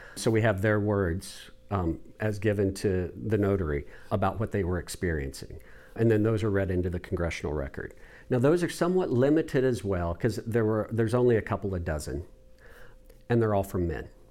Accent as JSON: {"language": "English", "town": "Parsons", "region": "Kansas", "country": "United States", "tie": "born or raised there", "moved": "as an adult", "lives_now": "St. Louis, United States", "said": "I'm from Kansas originally, and I'm from a small town called Parsons, Kansas"}